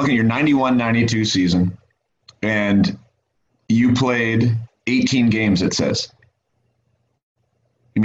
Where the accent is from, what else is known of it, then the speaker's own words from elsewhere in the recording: Vernon, British Columbia, Canada; my hometown